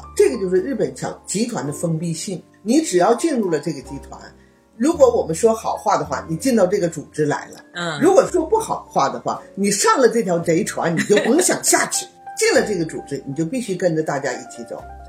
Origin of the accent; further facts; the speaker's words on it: China; 嗯，我们中国人的思维呢？没有说让你水涨船高